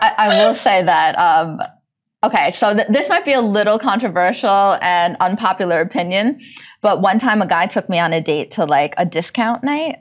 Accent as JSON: {"language": "English", "region": "New York", "country": "United States", "moved": "yes", "lives_now": "Dubai, United Arab Emirates", "said": "I'm from New York"}